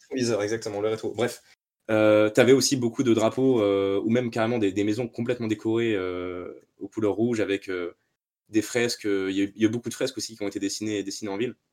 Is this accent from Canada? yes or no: no; France; moved away as an adult; now in Liverpool, United Kingdom; en tant que Français